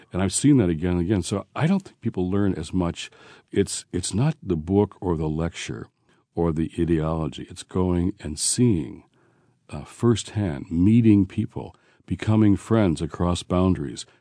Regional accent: Detroit, Michigan, United States; moved away; also born or lived in Washington, D.C.; I was raised in Detroit

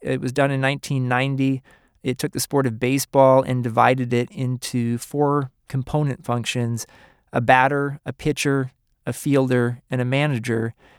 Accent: Kansas City, Kansas, United States; moved away; growing up in Kansas City on the Kansas side and going to the Johnson County Library

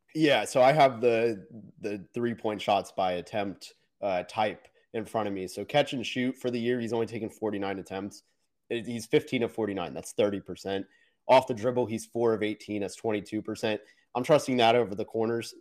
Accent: Orlando, Florida, United States; I was born in Orlando

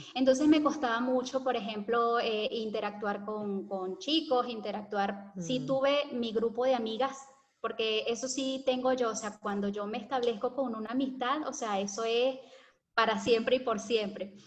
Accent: Valencia, Carabobo, Venezuela; moved away as an adult; also born or lived in Caracas, Venezuela / Santa Teresa del Tuy, Venezuela; now in Argentina; nos fuimos a Valencia, y ahí fue donde ah, ya estuvimos permanentemente

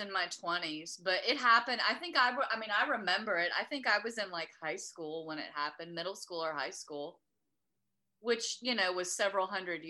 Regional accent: Beaumont, Texas, United States; the one psychic I knew for a fact was a fraud was in my hometown of Beaumont, Texas.

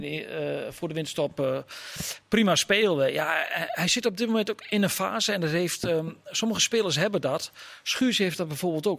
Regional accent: Haaksbergen, Overijssel, Netherlands; in mijn geboortedorp Haaksbergen

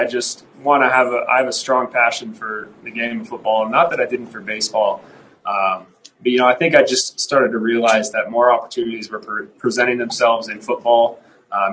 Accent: the Northwest, Pacific Northwest, United States; moved away; growing up in the Northwest and, you know, playing at Boise State

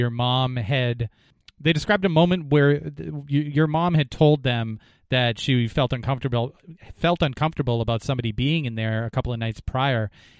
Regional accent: New Hampshire, United States; the town that I grew up in New Hampshire

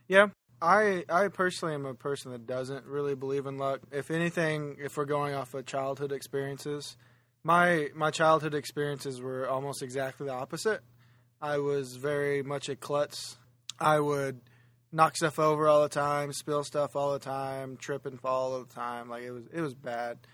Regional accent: Oklahoma, United States; Oklahoma, which is where I'm originally from and where my home is

